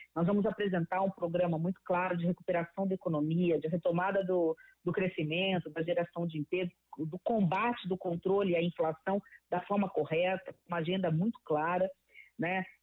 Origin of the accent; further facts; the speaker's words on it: Mato Grosso do Sul, Brazil; eu venho de Mato Grosso do Sul